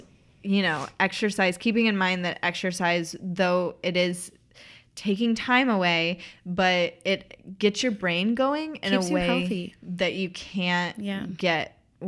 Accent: East Tennessee, United States; I'm also from East Tennessee, which is where she's from.

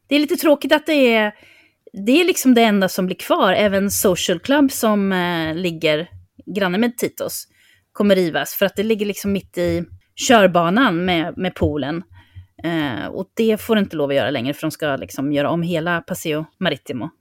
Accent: Sweden; vi som svenskar

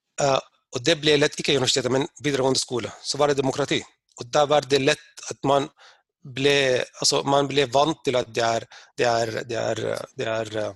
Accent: Sudan; now in Norway; Der jeg har vokst opp

